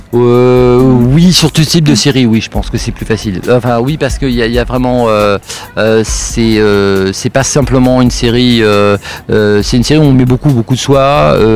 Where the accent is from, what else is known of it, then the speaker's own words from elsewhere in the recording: Sarcelles, Île-de-France, France; je, viens euh, d'une cité d'ailleurs enfin je viens de Sarcelles qui est pas non plus euh, l'endroit c'est la banlieue parisienne